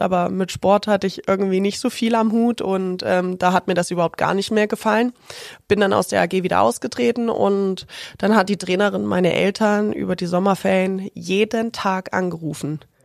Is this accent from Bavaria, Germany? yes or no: no; Ilmenau, Thuringia, Germany; moved away as an adult; also born or lived in Erfurt; now in Augsburg, Germany; In der Stadt, wo ich aufgewachsen bin, Ilmenau